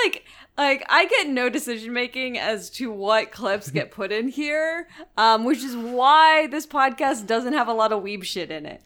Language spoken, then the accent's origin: English; Florida, United States; I'm from the fucking South. I'm from Florida